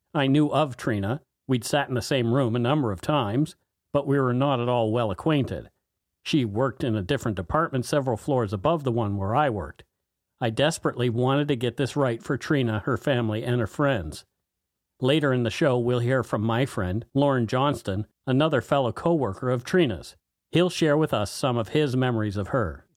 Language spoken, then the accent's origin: English; Canada; We are ordinary Canadian schmucks